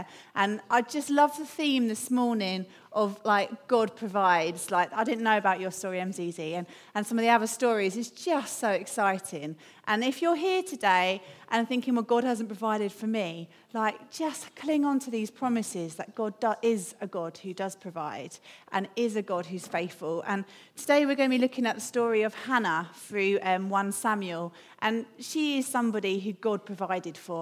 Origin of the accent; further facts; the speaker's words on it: London, United Kingdom; I'm from London